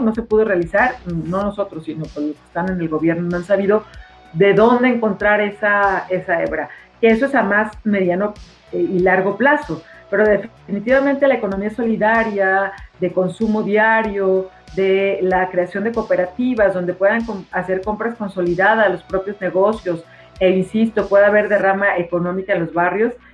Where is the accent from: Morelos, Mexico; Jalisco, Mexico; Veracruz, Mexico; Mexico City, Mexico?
Jalisco, Mexico; Guadalajara; nuestra ciudad